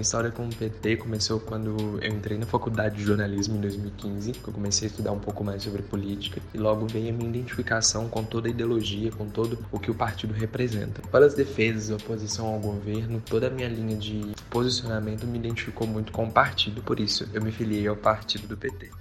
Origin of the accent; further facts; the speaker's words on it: Divinópolis, Minas Gerais, Brazil; sou da cidade de Divinópolis, Minas Gerais